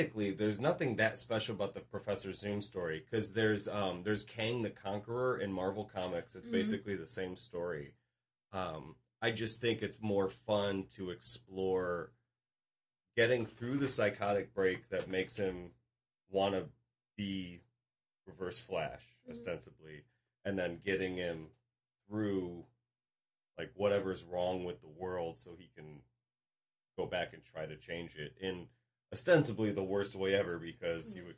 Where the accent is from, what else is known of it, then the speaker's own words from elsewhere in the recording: Midwest, United States; I grew up in the Midwest